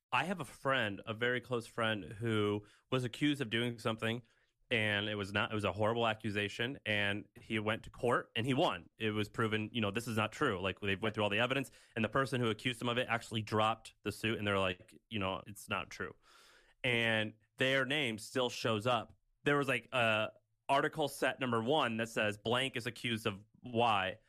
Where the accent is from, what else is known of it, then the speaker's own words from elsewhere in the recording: Missouri, United States; moved away; my hometown of Missouri